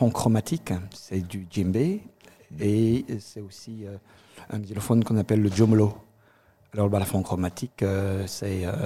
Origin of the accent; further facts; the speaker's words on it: Cameroon; also born or lived in Côte d'Ivoire; now in Alsace, France; alors, je suis originaire du Cameroun, je viens de la Côte d'Ivoire, et là, je vis en Alsace.